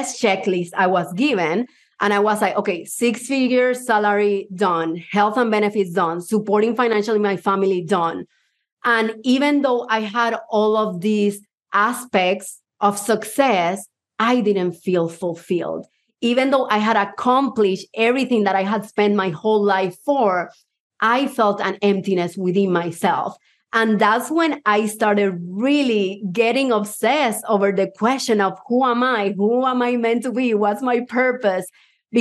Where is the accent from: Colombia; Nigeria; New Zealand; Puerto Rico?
Puerto Rico; accent: Puerto Rican; English is a second language; also born or lived in Havana, Cuba; now in United States; I was born in Havana, Cuba, even though I would be lying if I say my accent is Cuban, because my accent is Puerto Rican. I lived 12 years in Puerto Rico.